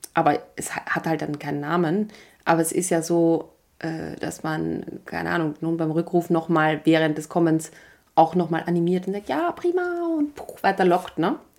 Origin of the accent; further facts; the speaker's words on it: Vienna, Austria; ein Leo, heißt das bei uns in Wien